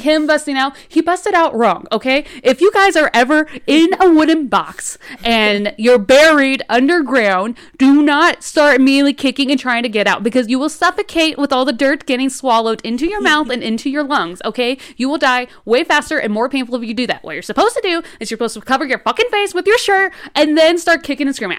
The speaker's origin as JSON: {"language": "English", "region": "New Mexico", "country": "United States", "accent": "New Mexico", "said": "here in New Mexico, we kinda have, like, this unique accent"}